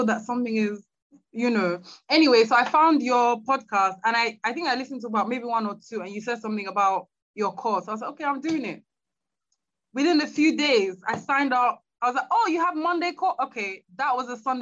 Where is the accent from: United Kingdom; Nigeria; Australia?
Nigeria; moved away; to move back to Nigeria. I'm Nigerian